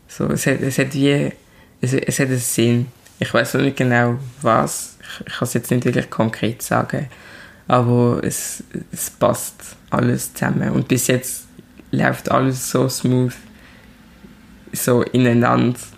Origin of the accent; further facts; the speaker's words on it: Switzerland; accent: Basel; Ich bin hier in der Schweiz geboren und aufgewachsen. Ich sehe anders aus. Also ich, ich, bin, ich bin schwarz. Aber wenn ich rede, dann äh, hört man die Herz. Also, ich will sagen mega viel Basler